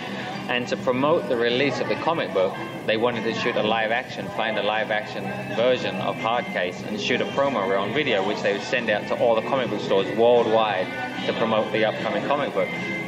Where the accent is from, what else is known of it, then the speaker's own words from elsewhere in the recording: England, United Kingdom; growing up in England, it's very cold.